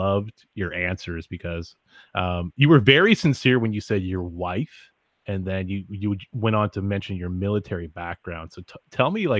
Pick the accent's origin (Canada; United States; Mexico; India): Canada; I'm Canadian